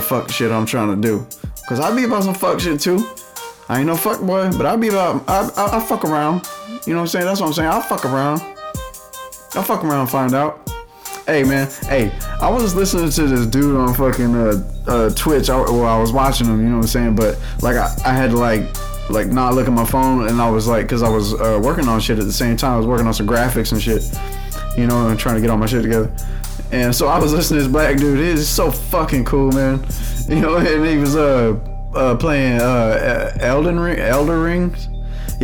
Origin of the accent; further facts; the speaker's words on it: Louisiana, United States; I'm from Louisiana